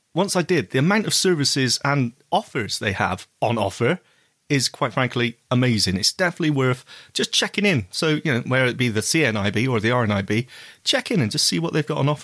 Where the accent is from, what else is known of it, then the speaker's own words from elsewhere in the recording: England, United Kingdom; In Canada, when we were both in Canada, everyone, oh, where are you from? England.